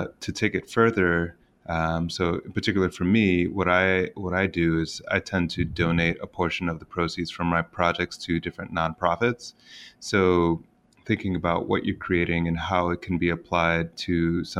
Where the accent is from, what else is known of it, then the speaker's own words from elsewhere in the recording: Finger Lakes, central New York, United States; also born or lived in Boston; when I moved back to my hometown from Boston, my hometown is in the Finger Lakes of the beautiful central New York